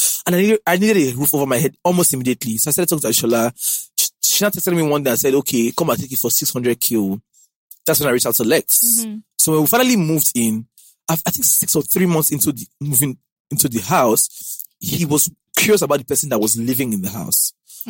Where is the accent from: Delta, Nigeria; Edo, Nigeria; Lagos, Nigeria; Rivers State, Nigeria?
Delta, Nigeria; Warri; You came from Ondo or Akure, you came from Ibadan, I came from Warri.